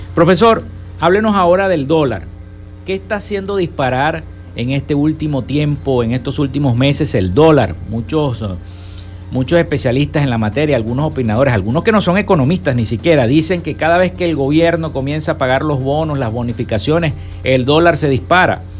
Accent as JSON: {"language": "Spanish", "region": "Zulia", "country": "Venezuela", "said": "nuestro país, nuestra Venezuela y nuestro estado Zulia"}